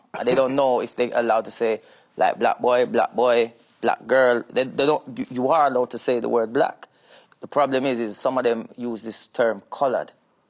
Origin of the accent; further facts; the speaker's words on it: Jamaica; now in United Kingdom; 3 months later, I was in Jamaica, and I was there from I was 3 months old.